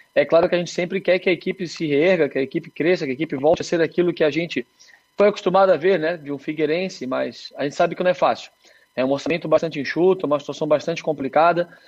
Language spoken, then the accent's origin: Portuguese; Santa Catarina, Brazil; Eu, como catarinense